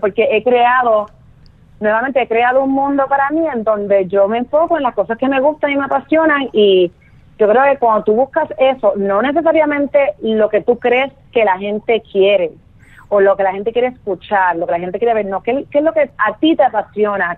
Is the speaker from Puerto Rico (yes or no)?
yes; Puerto Rico; moved away as an adult; also born or lived in Boston / London; now in Los Angeles, United States; yo soy puertorriqueña, nací y criada en Puerto Rico